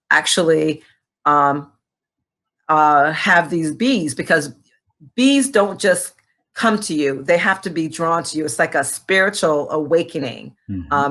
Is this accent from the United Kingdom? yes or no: no; Rwanda; my mother married my father. Uh, uh, who is from Burundi, but you know we grew up in Rwanda. But I'm actually a princess.